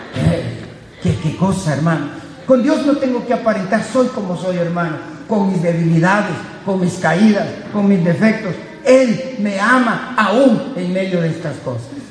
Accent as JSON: {"language": "Spanish", "country": "Guatemala", "said": "Guatemala, de donde soy yo"}